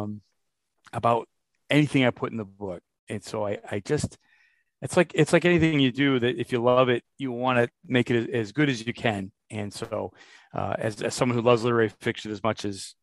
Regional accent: Worcester, Massachusetts, United States; I was born in Worcester

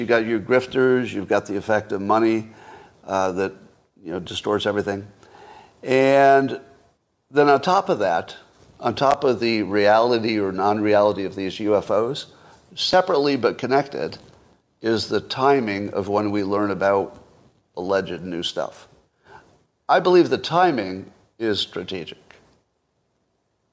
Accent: United States; as an American

